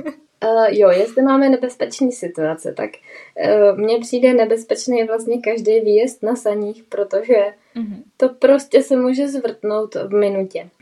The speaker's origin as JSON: {"language": "Czech", "region": "Bohemia", "country": "Czechia", "moved": "yes", "said": "u nás v Čechách"}